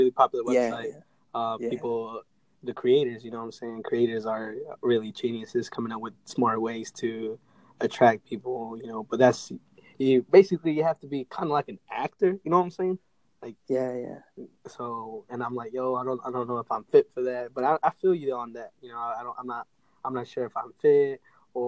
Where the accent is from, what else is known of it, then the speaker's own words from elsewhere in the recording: North Carolina, United States; I'm from United States, North Carolina.